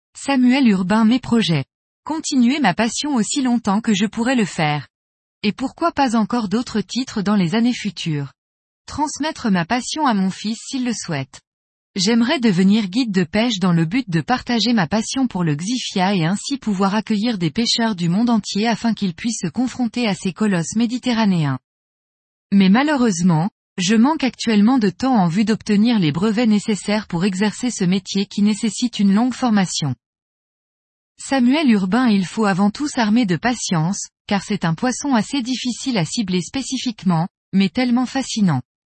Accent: Belgium; now in Sainte-Maxime, France; je suis originaire de Belgique et je vis actuellement à Sainte-Maxime dans le Var

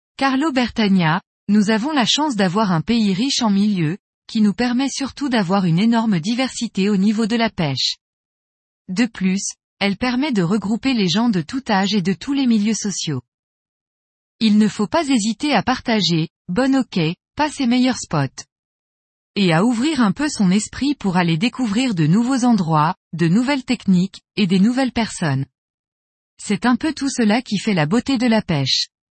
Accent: Metz, Grand Est, France; je suis de Metz en Moselle, est de la France. Ma belle région

